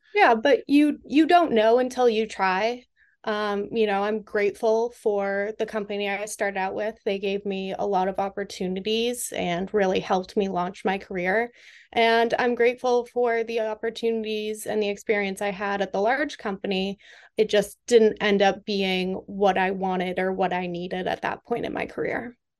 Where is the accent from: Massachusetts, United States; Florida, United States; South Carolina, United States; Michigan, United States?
Massachusetts, United States; Western; moved away as an adult; now in Washington, D.C., United States; I am from Western Massachusetts, not Boston